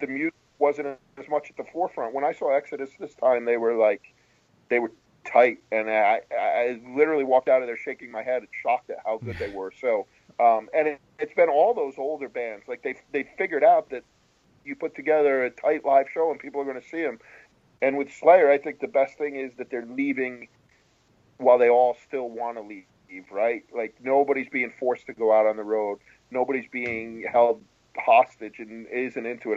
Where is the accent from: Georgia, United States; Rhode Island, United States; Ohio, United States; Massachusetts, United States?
Rhode Island, United States; also born or lived in New England; now in New Jersey, United States; I grew up in Rhode Island